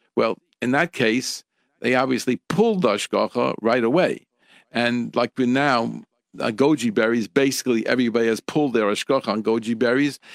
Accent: United States; from where I grew up here in America

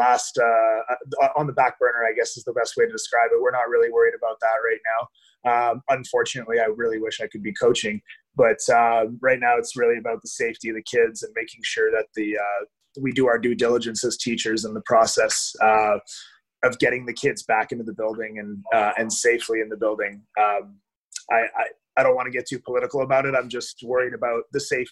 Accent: Ottawa, Ontario, Canada; Definitely born and raised in Ottawa

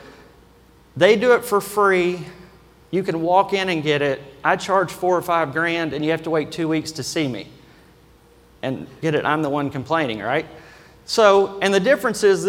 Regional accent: Kentucky, United States; accent: Kentucky; my normal Kentucky accent

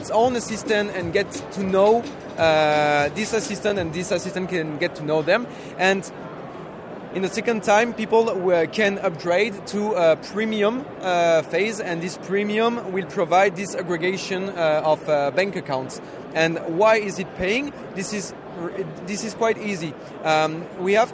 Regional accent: France; English is a second language; we are from Europe, we are from France

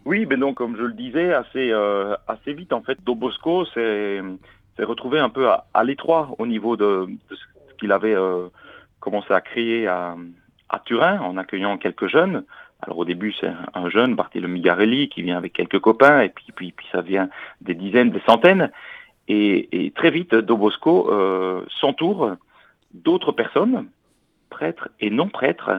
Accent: Belgium; accent: Belgian; moved away as an adult; now in Paris, France; Vous entendez peut-être à mon accent que je suis euh, pas parisien, je suis belge

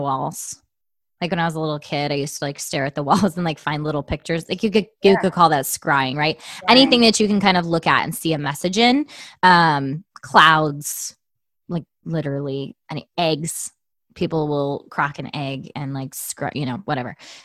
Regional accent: Tucson, Arizona, United States; moved away; I love my hometown

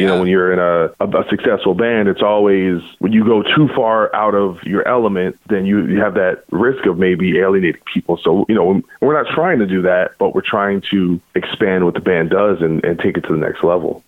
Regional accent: New Jersey, United States; I'm from New Jersey

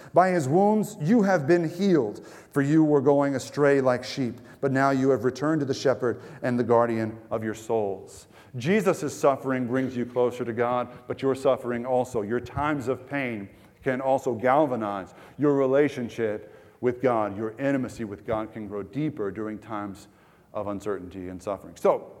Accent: Texas, United States; I'm from East Texas, the Sticks, which is an even more foreign culture than Ecuador to many of you. Just backwoods, you know, living is what I was used to.

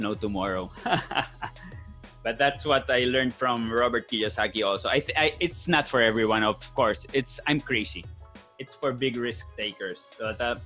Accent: Spain; first language Spanish; English is a second language; moved away as an adult; now in Philippines; Born and raised in Spain

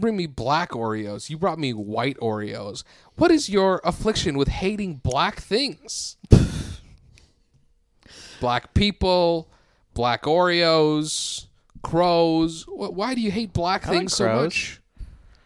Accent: India; now in Seattle, United States; I'm Indian and just came from India just now

